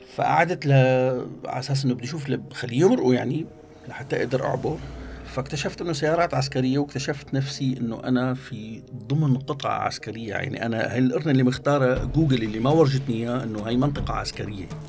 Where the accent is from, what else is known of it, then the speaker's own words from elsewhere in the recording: Syria; moved away; also born or lived in Germany; انا سوري سوري